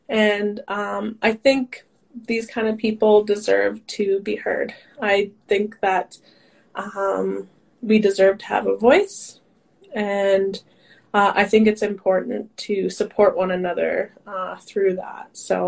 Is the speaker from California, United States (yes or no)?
no; Grand Prairie, Texas, United States; growing up in Grand Prairie, in my school, like other than my brother, there might have been a few other like colored people, those kind of things.